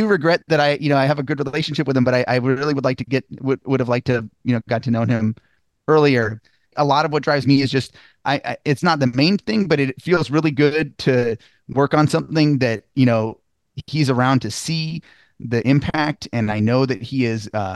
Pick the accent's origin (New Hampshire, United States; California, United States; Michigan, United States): California, United States; Los Angeles; now in Portland, United States; I'm from Los Angeles